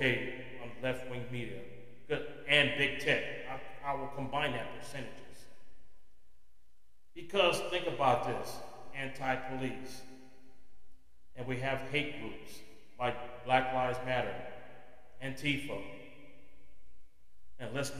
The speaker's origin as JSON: {"language": "English", "country": "United States", "said": "As an American"}